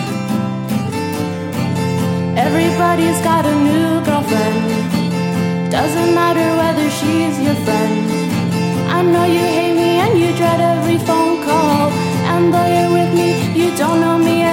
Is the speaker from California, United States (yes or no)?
yes; Rancho Cucamonga, California, United States; I'm from Rancho Cucamonga, California